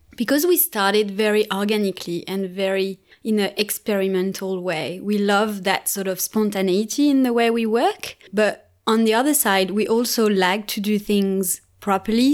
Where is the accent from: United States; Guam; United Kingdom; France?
France; Nantes, Pays de la Loire; English is a second language; moved away as an adult; now in Melbourne, Australia; I'm from Nantes.